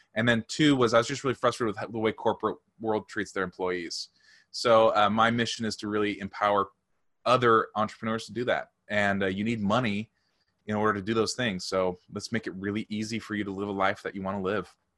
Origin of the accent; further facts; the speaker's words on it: St. Louis, Missouri, United States; I'm from Saint Louis